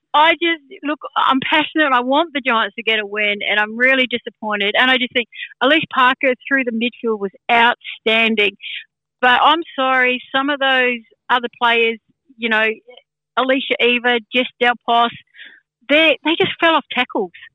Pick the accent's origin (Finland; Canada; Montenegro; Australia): Australia; Sydney, New South Wales; I'm from Sydney